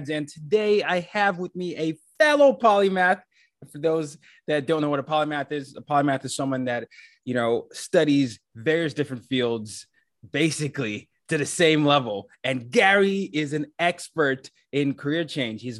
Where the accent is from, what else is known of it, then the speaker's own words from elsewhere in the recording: Nigeria; So, because I'm Nigerian, we obviously had a lot of British influence, and so my dad was a diplomat. We moved around a lot, and I remember I did my high school in Nigeria